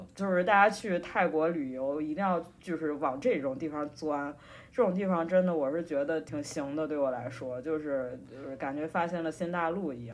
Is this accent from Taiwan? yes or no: no; Henan, China; 因为我是河南人嘛，我可能比较喜欢吃面食